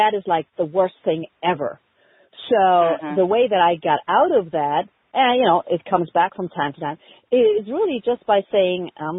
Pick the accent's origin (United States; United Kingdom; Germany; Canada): Germany; moved away; I had no family over here because I'm originally from Germany